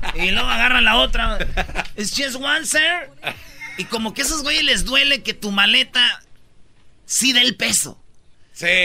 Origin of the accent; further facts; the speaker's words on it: Michoacán, Mexico; Somos de Michoacán, nomás pasamos por Guadalajara